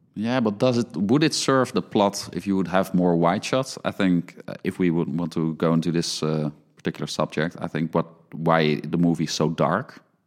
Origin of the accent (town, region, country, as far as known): Netherlands; born or raised there